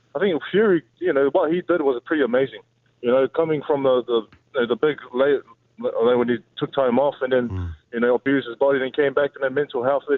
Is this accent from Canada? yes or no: no; New Zealand; I'm from New Zealand